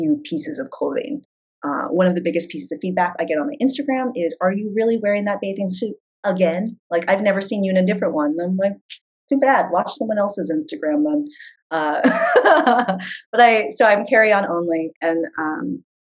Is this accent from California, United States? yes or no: yes; San Diego, California, United States; moved away as an adult; now in New York City, United States; I grew up in San Diego on the beach